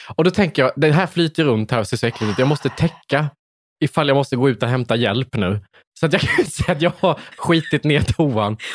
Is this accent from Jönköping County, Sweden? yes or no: yes; Värnamo, Jönköping County, Sweden; Jag kom från Värnamo